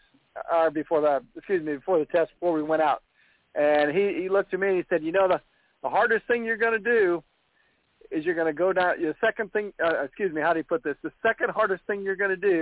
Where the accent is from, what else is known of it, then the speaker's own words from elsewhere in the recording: Missouri, United States; I'm from Missouri